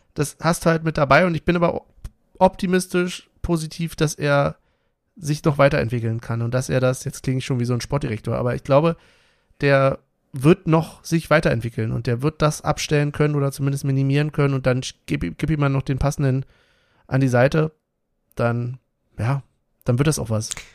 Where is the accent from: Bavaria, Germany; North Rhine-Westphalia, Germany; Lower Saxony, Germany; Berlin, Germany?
Berlin, Germany; wir sind halt auch Berliner